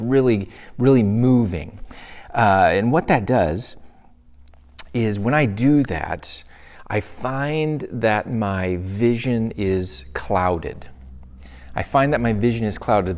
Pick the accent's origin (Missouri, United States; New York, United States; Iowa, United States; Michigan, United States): Michigan, United States; moved away as an adult; my home state, the place that I grew up in, my hometown